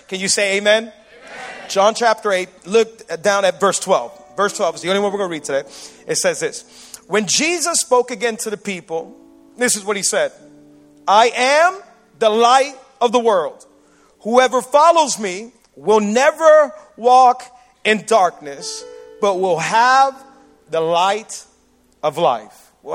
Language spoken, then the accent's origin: English; Miami, Florida, United States; Miami people, we throw hurricane parties